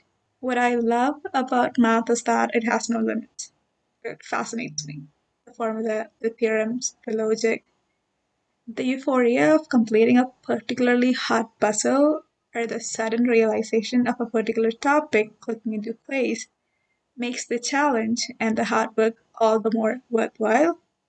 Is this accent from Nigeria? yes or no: no; India; now in Canada; I am from India and have been here in Canada for about 5 years.